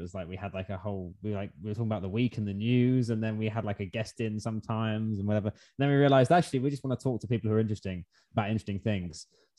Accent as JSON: {"language": "English", "region": "England", "country": "United Kingdom", "moved": "yes", "said": "I'm from England originally, as you could probably tell from the accent. But I'm not in Europe, though"}